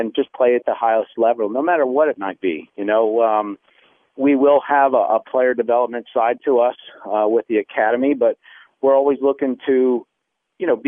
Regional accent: Chicago, Illinois, United States; growing up in Chicago with the Chicago Sting

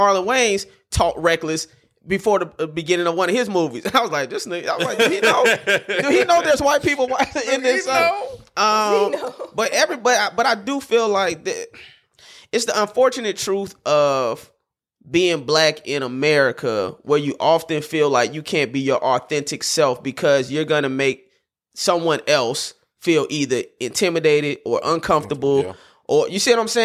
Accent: Florida, United States; now in Los Angeles, United States; I still look like a Florida nigga

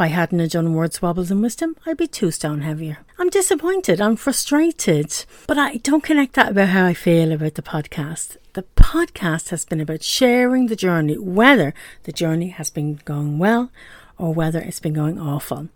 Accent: Dublin, Leinster, Ireland; accent: brogue; now in Pontypool, United Kingdom; As you can probably hear from the brogue, I'm from Ireland. I was born and raised in Dublin in Ireland and now I live in Pontypool, which is in the eastern valley of Gwent in South Wales.

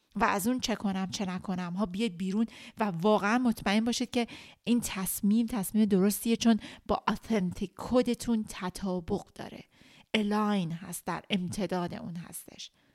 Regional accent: Iran; ماهایی که ایرانی هستیم به خاطر مدل ایران وقتی که بزرگ شدیم

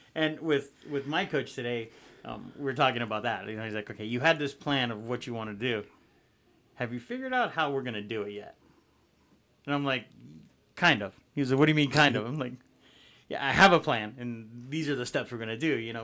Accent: Miami, Florida, United States; Being from Miami

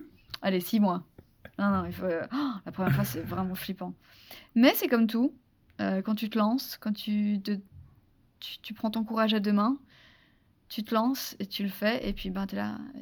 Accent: France; accent: very French (accent in English); mon accent euh, super, euh, super français

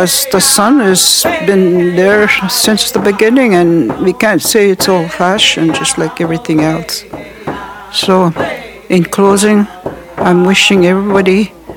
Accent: Wikwemikong, Ontario, Canada; I'm from Wequemagong

